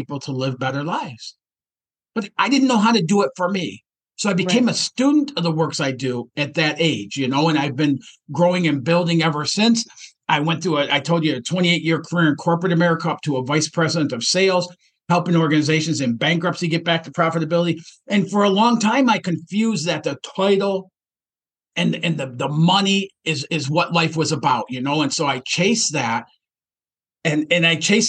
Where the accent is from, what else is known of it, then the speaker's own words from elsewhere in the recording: Detroit, Michigan, United States; I grew up in Detroit, Michigan